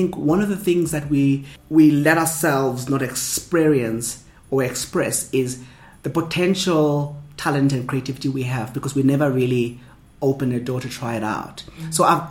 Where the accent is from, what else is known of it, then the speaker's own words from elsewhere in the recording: Soweto, Gauteng, South Africa; And growing up in Soweto, I grew up in a colorful environment, multicultural, multilingual experiences, culture-wise.